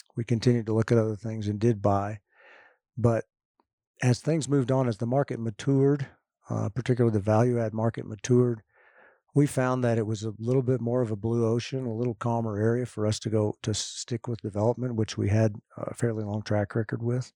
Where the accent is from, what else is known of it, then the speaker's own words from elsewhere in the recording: Austin, Texas, United States; my hometown of Austin